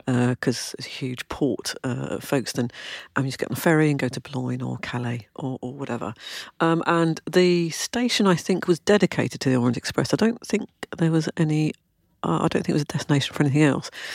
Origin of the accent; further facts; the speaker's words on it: London, United Kingdom; now in Kent, United Kingdom; I was born in London, lived in London, went to school in London